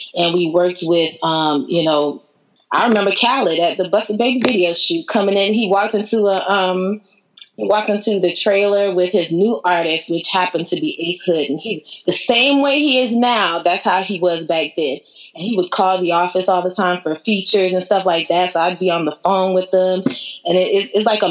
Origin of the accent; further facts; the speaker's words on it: Fort Myers, Florida, United States; also born or lived in Tampa, Florida; my hometown, Fort Myers.